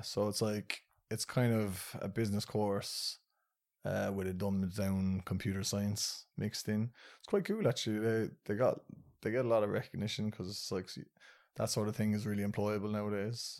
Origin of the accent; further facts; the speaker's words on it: Ireland; I was born and raised in Ireland